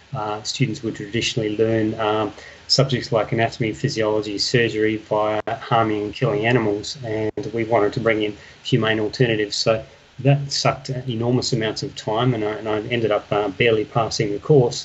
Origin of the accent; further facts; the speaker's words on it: Perth, Western Australia, Australia; I am originally from Perth. Uh, West Australia